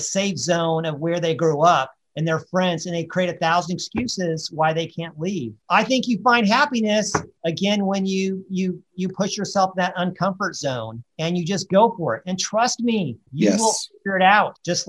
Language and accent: English; Colorado, United States; even though I was from Colorado, I've lived, you know, on the East Coast and in Texas and California.